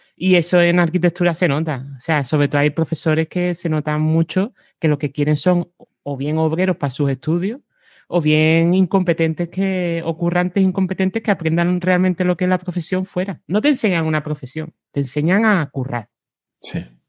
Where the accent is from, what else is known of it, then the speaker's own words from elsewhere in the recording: Cádiz, Andalusia, Spain; moved away as an adult; soy de Cádiz. Lo que pasa que me fui de allí a los 18